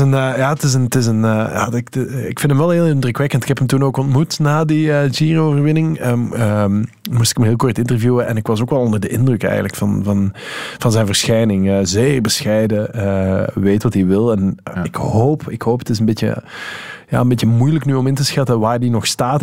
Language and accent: Dutch; Netherlands; we als Nederlander